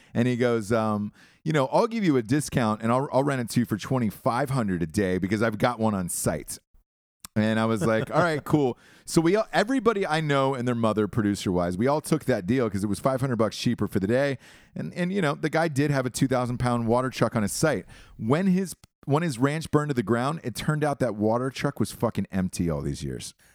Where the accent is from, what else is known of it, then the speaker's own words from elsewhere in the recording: Georgia, United States; I'm from Georgia